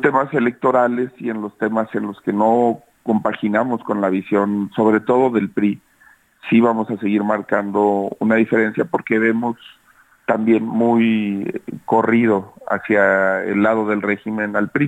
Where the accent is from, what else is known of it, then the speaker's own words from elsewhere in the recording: Zacatecas, Mexico; Yo soy, por ejemplo, zacatecano.